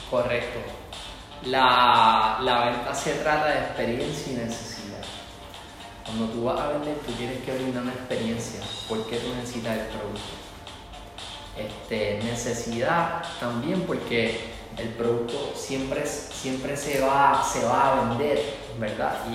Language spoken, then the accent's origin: Spanish; Puerto Rico; Nosotros como puertorriqueños